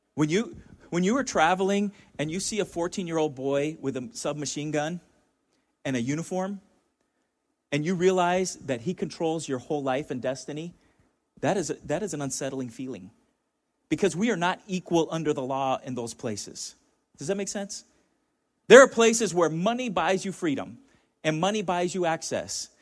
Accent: Chula Vista, California, United States; I grew up in Chula Vista, about five minutes from the border

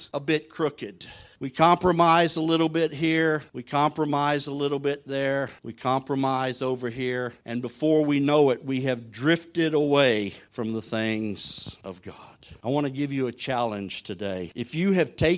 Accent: southern Louisiana, United States; I'm from southern Louisiana at the mouth of the Mississippi.

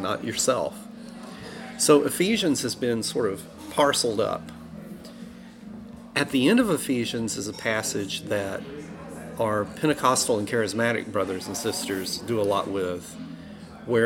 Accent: Alabama, United States; moved away; I grew up in Alabama

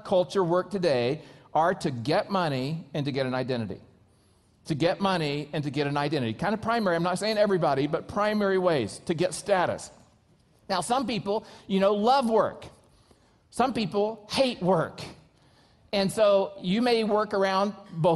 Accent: United States; I'm an American

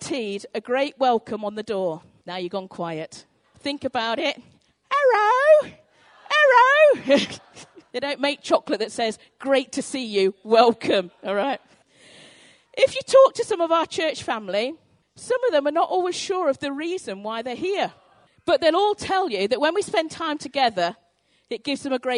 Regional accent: North Devon, South West England, United Kingdom; when I was growing up in North Devon, my mum owned a sweet shop

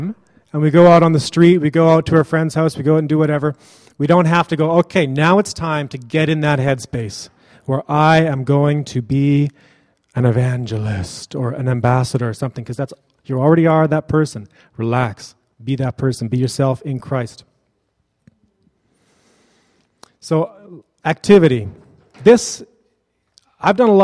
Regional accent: Kelowna, British Columbia, Canada; From my hometown, Kelowna

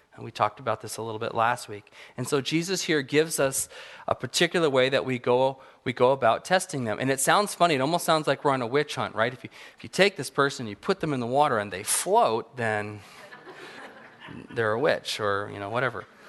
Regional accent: Apple Valley, California, United States; I grew up in Southern California in the high desert, Apple Valley

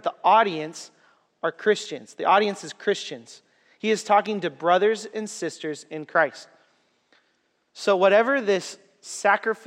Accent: Waterloo, Iowa, United States; I'm from Waterloo.

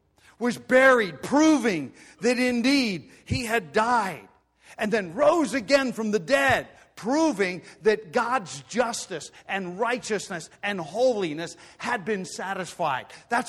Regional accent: Pennsylvania Dutch country, United States; growing up in Pennsylvania, Dutch country.

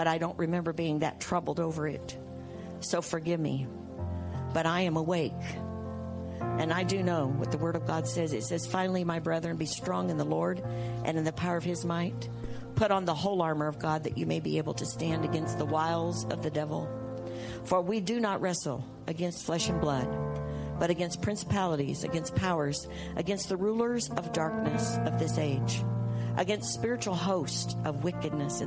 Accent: United States; I'm an American. While I'm in the earth, I'm an American

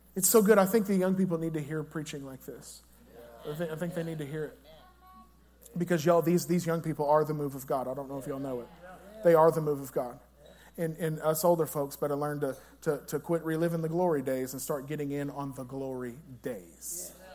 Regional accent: La Grange, Texas, United States; I said LaGrange, Texas

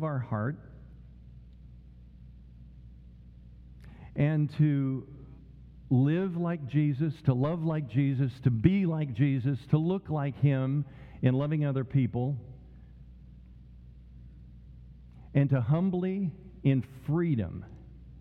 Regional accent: Tulsa, Oklahoma, United States; Growing up in Tulsa, Oklahoma, like Alan did

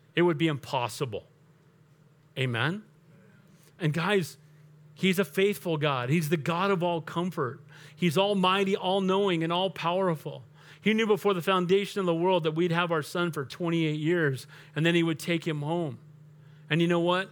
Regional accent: United States; way before I'm an American, I'm a Christian.

